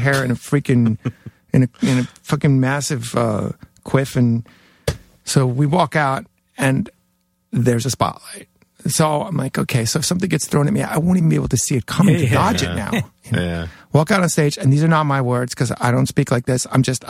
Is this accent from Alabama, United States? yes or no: no; Jackson Heights, New York, United States; For my first half of my high school, I went to Newtown High School, and that's where Billy Mercier, Syl Sylvain, and Johnny Thunders all went to school. Yeah, and all grew up in my neighborhood in Jackson Heights.